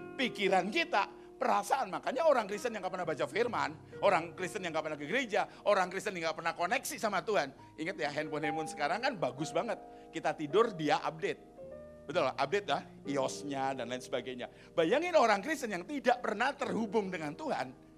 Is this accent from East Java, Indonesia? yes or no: yes; Surabaya, East Java, Indonesia; Aku ini lahir di Surabaya